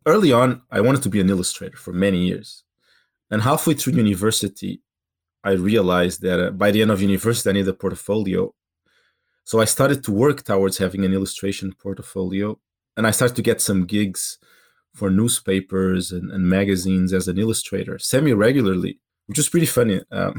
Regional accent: Portugal; accent: Portuguese; English is a second language; my English accent had a very strong Portuguese accent on top.

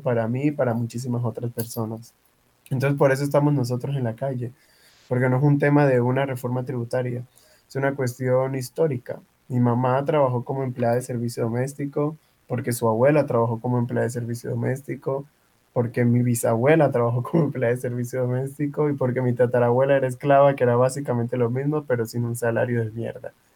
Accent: Tumaco, Nariño, Colombia; now in Cali, Colombia; soy de Tumaco, Nariño eh, llegué producto de la migración en el año 2009 aquí a Cali

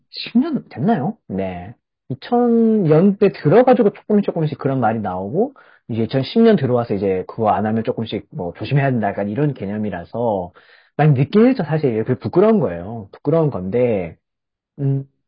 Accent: South Korea

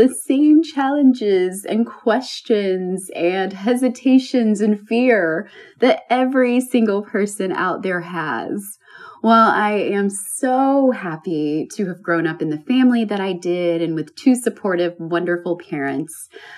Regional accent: Alabama, United States; now in New York City, United States; knew, though, that I would move from my small town to a bigger city, perhaps even a new country. And I moved from Alabama to New York City.

